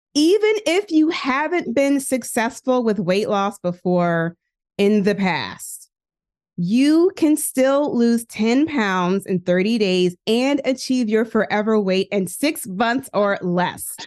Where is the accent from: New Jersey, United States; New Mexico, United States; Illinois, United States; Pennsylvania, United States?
Pennsylvania, United States; Philadelphia; also born or lived in Hampton, Virginia / Indiana; I am from West Philadelphia, born and raised. I still live in Philly